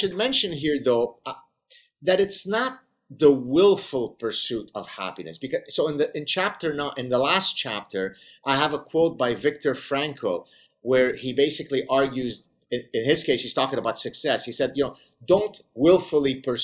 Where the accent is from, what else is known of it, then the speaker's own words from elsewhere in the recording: Lebanon; I grew up in the Lebanese Civil War